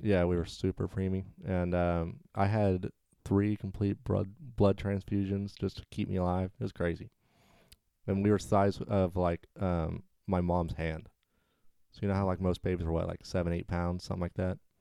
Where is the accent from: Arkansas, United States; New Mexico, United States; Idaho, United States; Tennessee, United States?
Arkansas, United States; moved away as an adult; also born or lived in Texas; now in Florida, United States; I grew up in Arkansas.